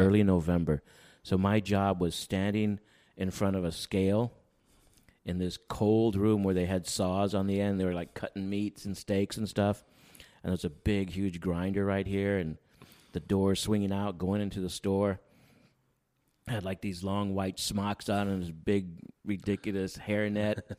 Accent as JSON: {"language": "English", "town": "San Antonio", "region": "Texas", "country": "United States", "tie": "born or raised there", "also_born_or_lived": "Seguin, Texas / Plano, Texas", "moved": "as an adult", "lives_now": "Wampsville, United States", "said": "growing up in San Antonio."}